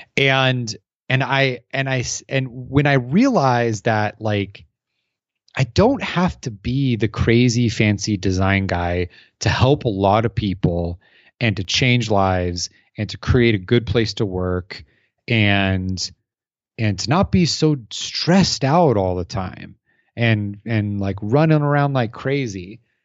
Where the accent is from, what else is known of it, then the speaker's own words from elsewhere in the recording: Arizona, United States; I'm from Arizona, so they don't, we don't have stacked together buildings